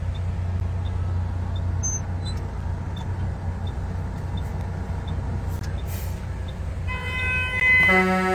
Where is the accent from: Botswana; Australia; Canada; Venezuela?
Canada; Winnipeg, Manitoba; also born or lived in Calgary, Alberta / Mirror, Alberta; now in Alberta, Canada; I'm actually from Winnipeg originally, moved out to Calgary in 1996